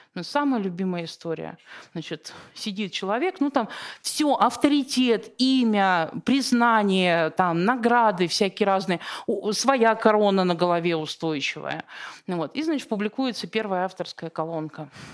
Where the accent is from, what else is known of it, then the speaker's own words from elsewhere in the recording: Siberia, Russia; я просто родом из Сибири